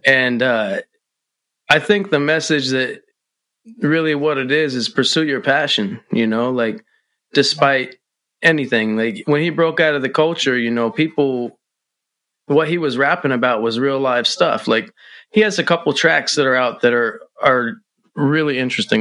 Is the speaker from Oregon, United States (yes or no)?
yes; the 503 Pacific Northwest, Oregon, United States; from the 503 Pacific Northwest